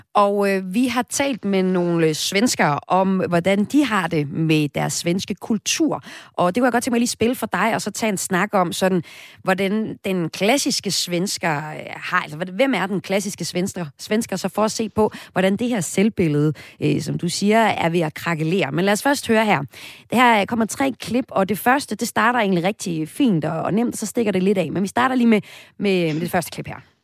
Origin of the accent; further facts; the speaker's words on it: Denmark; Som dansker